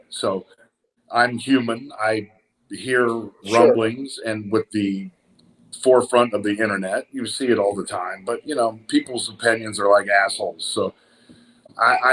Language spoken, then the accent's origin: English; Tulsa, Oklahoma, United States; growing up in Tulsa, Oklahoma